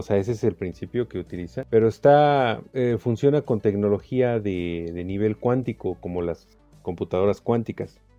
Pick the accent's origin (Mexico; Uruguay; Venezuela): Mexico